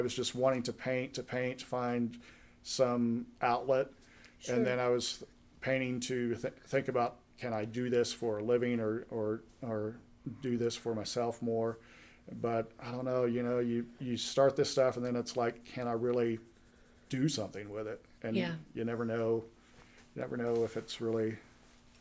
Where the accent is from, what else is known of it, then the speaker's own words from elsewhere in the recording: Duncan, Oklahoma, United States; moved away as an adult; also born or lived in Tulsa, Oklahoma; now in Independence, United States; I'm from Duncan, Oklahoma, originally, which is south central Oklahoma